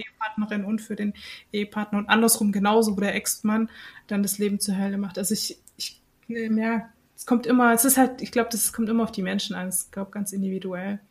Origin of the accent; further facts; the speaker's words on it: Germany; bei uns in Deutschland